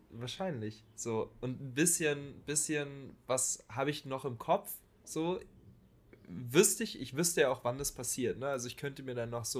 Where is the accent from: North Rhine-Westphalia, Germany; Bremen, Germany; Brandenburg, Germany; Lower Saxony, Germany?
Brandenburg, Germany; Falkensee; wir sind in Falkensee zur Schule gegangen, haben da gelebt